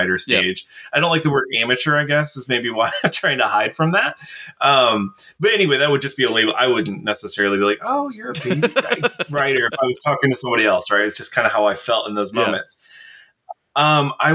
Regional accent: Indiana, United States; we're both from Indiana

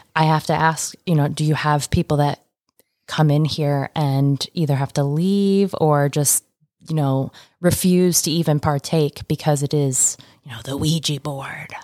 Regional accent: Michigan, United States; moved away; Michigan, my home state

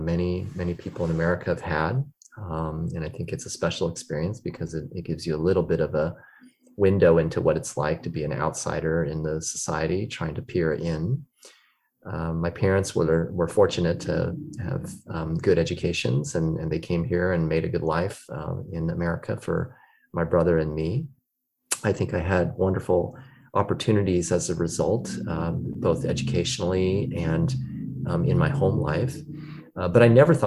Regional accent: Sacramento, California, United States; Sacramento, which is my hometown

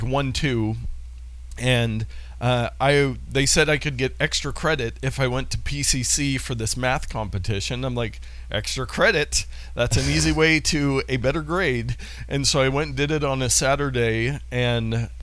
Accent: Portland, Oregon, United States; I grew up in Northeast Portland, not too far from the Rhinelander

